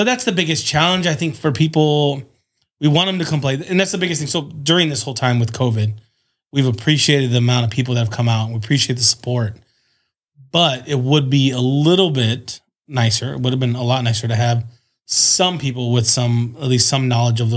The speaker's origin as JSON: {"language": "English", "town": "San Diego", "region": "California", "country": "United States", "tie": "born or raised there", "said": "Born and raised in San Diego"}